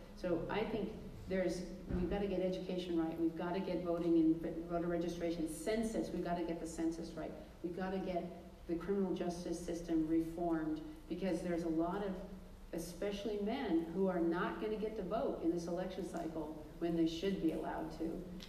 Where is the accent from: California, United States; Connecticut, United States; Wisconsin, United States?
California, United States; I'm from California.